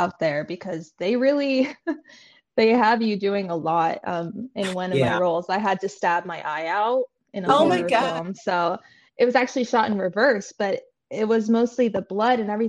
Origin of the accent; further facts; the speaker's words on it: Nevada, United States; moved away; also born or lived in New York; I grew up in Nevada